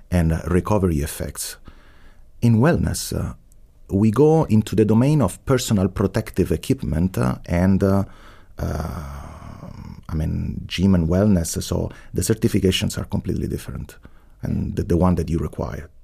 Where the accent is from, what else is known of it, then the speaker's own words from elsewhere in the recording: Rome, Lazio, Italy; English is a second language; moved away as an adult; also born or lived in Boston, United States; now in Heidelberg, Germany; I was born in Rome. My family is not from Rome, so I'm a first generation. My mother was from Tuscany and my father from Sardinia. But I grew up in Rome.